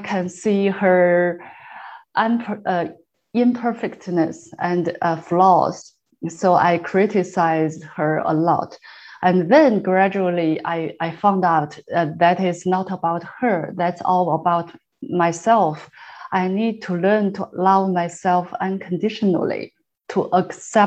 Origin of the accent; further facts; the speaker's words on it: China; moved away as an adult; now in Canada; I'm from China. So we came here about 6.5 years ago.